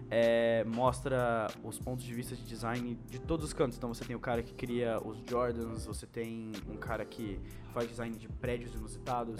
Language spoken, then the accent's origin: Portuguese; São Paulo, Brazil; a gente é de São Paulo